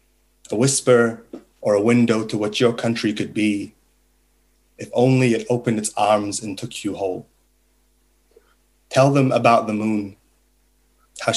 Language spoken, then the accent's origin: English; Egypt; first language Arabic; English is a second language; moved away; also born or lived in New Zealand; I was born in Egypt. I was raised very much with an Arab identity, with an Arab culture. My first language was Arabic